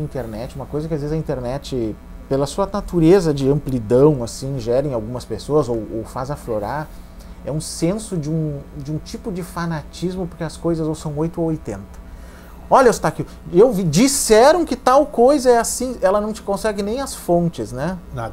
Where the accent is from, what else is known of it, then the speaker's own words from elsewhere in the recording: Santa Maria, Rio Grande do Sul, Brazil; Santa Maria, que é a minha cidade natal